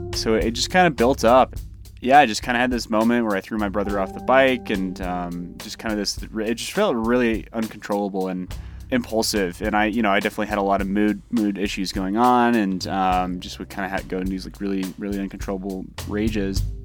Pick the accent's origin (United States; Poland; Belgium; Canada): United States; Colorado; also born or lived in Mississippi; We moved from Mississippi to Colorado when I was 5, so I think like growing up in Mississippi